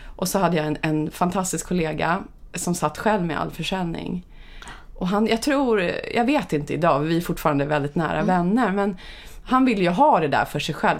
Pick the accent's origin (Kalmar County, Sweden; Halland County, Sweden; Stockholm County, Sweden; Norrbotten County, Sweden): Stockholm County, Sweden; Upplands Väsby; jag är uppvuxen i Upplands Väsby ja. där jag faktiskt bodde i samma hus från det jag föddes till jag blev 18 år ungefär